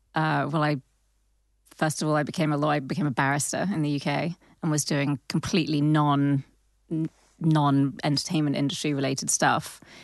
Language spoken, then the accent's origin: English; London, United Kingdom; I grew up in Southwest London